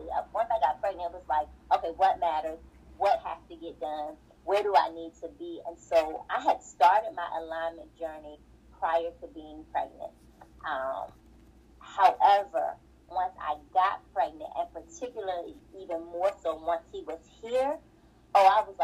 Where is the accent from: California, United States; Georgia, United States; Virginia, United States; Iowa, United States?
Georgia, United States; Atlanta; moved away as an adult; also born or lived in Washington, D.C.; I'm from Atlanta